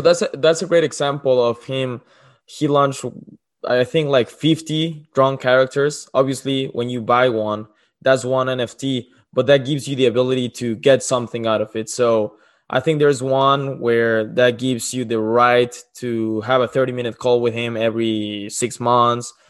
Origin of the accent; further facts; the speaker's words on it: Mexico; moved away; I'm from Mexico.